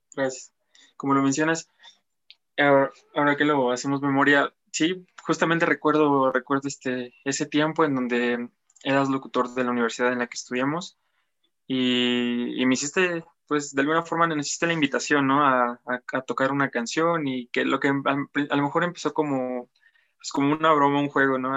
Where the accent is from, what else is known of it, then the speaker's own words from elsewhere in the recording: Apizaco, Tlaxcala, Mexico; also born or lived in Huamantla; Llevo prácticamente toda mi vida viviendo aquí en Apizaco